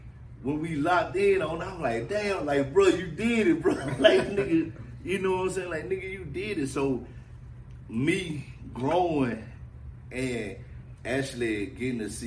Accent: Mississippi, United States; I'm especially from here from Mississippi

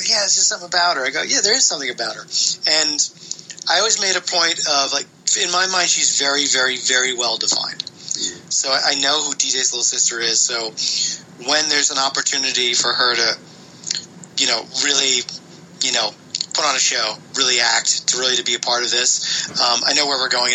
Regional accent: East Coast of the United States, United States; now in California, United States; I'm from the East Coast of the United States, and I never had a mango until I moved to California

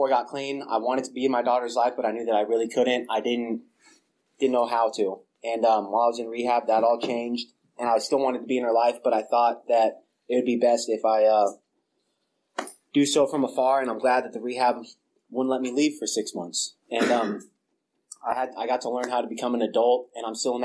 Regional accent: small town north of San Luis Obispo, California, United States; moved away as an adult; now in Bay Area, United States; moved back up from San Luis Obispo to my hometown

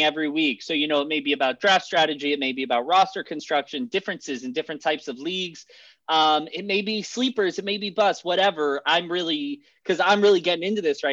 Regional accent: Arizona, United States; the exact same place that I grew up in Arizona

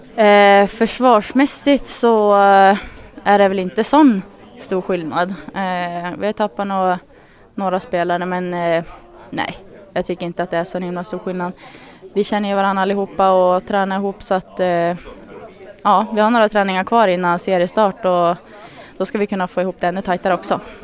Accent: Örnsköldsvik, Västernorrland County, Sweden; now in Gävle, Sweden

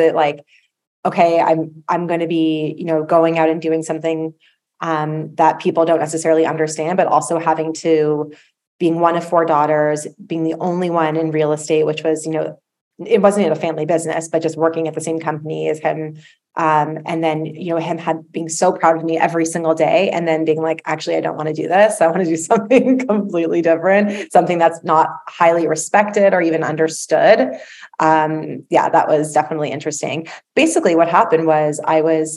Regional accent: Toronto, Ontario, Canada; I am from Toronto.

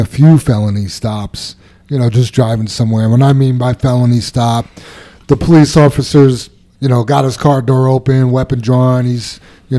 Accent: New York City, New York, United States; I grew up in Queens, New York

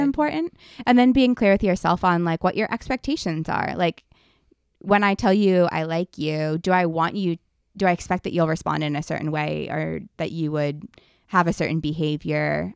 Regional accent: Ohio, United States; moved away; we went back to my hometown in Ohio

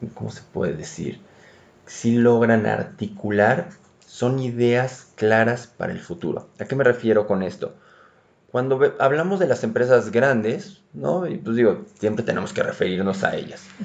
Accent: Mexico; somos rolleros

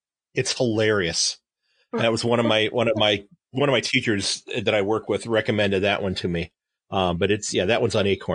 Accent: Sandusky, Ohio, United States; Born and raised in the same town I live in now. My grandparents had a house the next street over from where I live now.

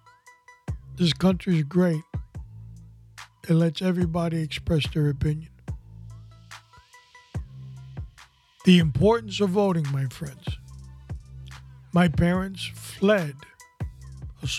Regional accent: New York City, New York, United States; I was born in New York City

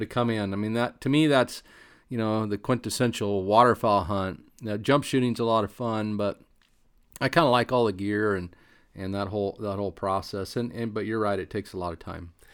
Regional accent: Eastern Oregon, United States; moved away; where I grew up in Eastern Oregon.

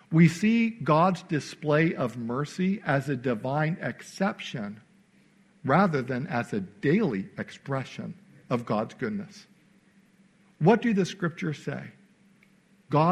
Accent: Naperville, Illinois, United States; moved away as an adult; I spent most of my life growing up outside of Chicago in a suburb called Naperville. I was there from age 9 until I went off to Bible college.

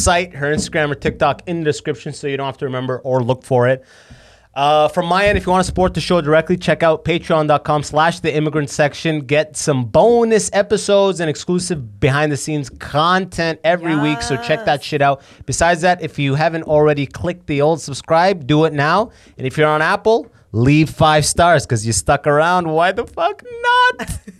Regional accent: Canada; Start at Tim Hortons. That's how I know I'm Canadian first.

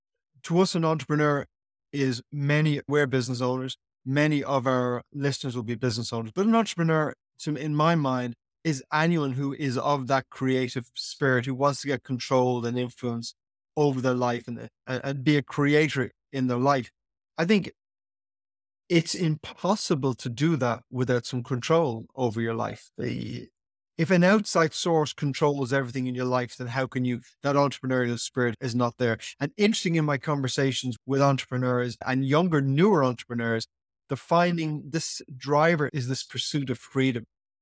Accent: Ireland; Ireland is a great country. Obviously, I'm an Irishman, but why did they play us here?

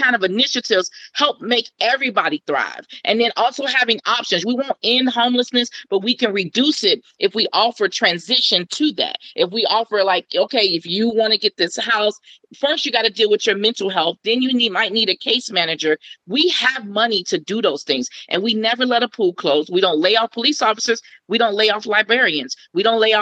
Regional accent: Cincinnati, Ohio, United States; I'm from Cincinnati. I'm from over the Rhine

